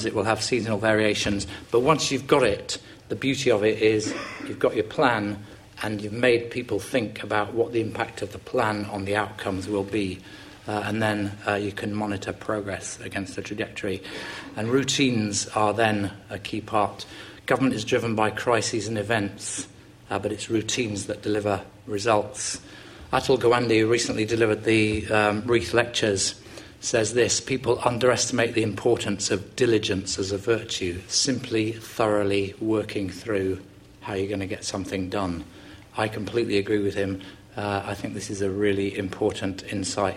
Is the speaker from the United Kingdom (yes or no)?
yes; England, United Kingdom; we're English